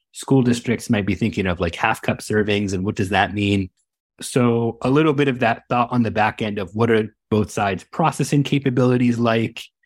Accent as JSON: {"language": "English", "region": "Northern California", "country": "United States", "tie": "born or raised there", "said": "I was born and raised here in Northern California"}